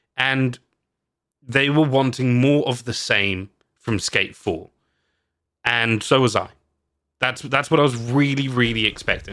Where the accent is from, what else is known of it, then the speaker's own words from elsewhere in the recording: United Kingdom; I'm British